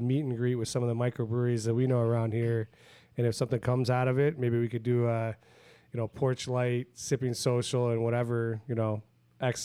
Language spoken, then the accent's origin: English; Midwest, United States; as a Midwesterner